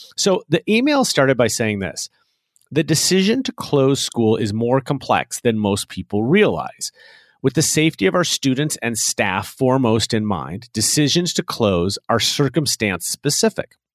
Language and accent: English; Chicago, Illinois, United States; here in my hometown of Chicago